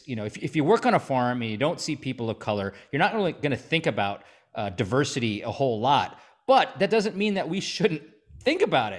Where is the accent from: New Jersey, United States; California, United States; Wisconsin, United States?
Wisconsin, United States; Stevens Point; I grew up in Stevens Point, a half hour south of Wausau. You know, there might have been one black kid in my high school, you know, at the time.